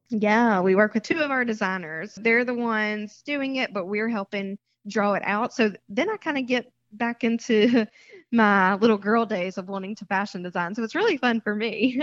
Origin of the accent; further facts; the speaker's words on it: Mississippi, United States; moved away as an adult; also born or lived in Seacrest, Florida; now in Florida, United States; I was born and raised in Mississippi and was an elementary school teacher there.